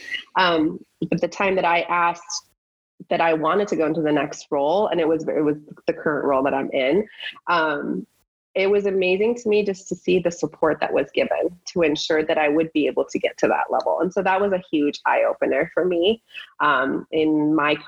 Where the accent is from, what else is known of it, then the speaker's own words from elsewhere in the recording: United States; also born or lived in Iran; now in San Diego, United States; being here since I was 8 years old, I feel like I'm more American than I am Persian